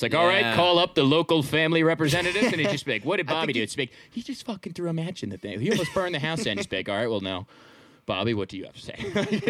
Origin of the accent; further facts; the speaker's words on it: New Jersey, United States; accent: Southern Jersey; People don't ever think I'm from New Jersey.